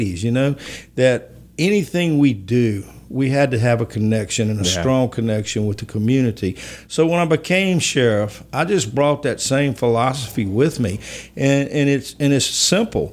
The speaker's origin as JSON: {"language": "English", "town": "Baker", "region": "Louisiana", "country": "United States", "tie": "born or raised there", "also_born_or_lived": "Baton Rouge, Louisiana", "said": "we moved to Baker when I was in the fourth grade, and Baker was my home. I graduated from high school there"}